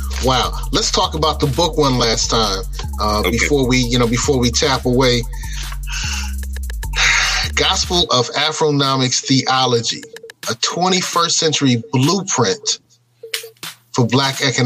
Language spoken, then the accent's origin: English; New York City, New York, United States; moved away; I'm originally from Brooklyn.